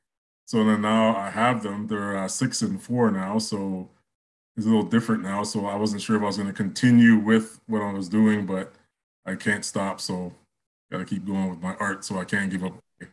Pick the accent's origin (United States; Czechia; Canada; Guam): Canada; Mississauga, Ontario; moved away as an adult; also born or lived in Toronto; now in Fredericton, Canada; I was born in at St. Joseph Hospital, which is in Parkdale, but I was raised in Mississauga. I moved back to Toronto in my adult years. So I lived in Parkdale for about 12 years.